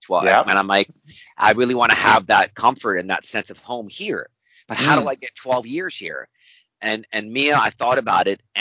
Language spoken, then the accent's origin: English; Wisconsin, United States; I'm just somebody from Wisconsin